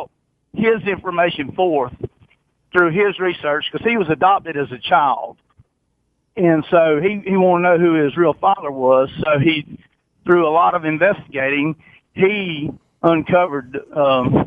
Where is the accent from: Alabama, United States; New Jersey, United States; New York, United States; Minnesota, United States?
Alabama, United States; Robertsdale; I'm from Robertsdale